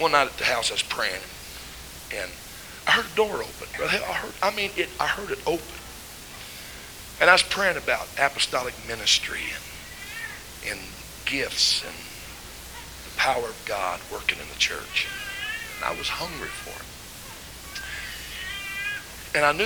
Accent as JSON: {"language": "English", "region": "Missouri", "country": "United States", "said": "I'm from Missouri, kind of hard-headed"}